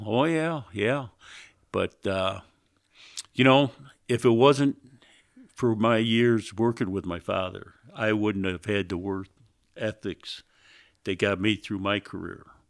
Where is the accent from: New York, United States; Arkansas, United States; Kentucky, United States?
New York, United States; Greece; I was born in Greece, Greece, New York, which is outside of Rochester there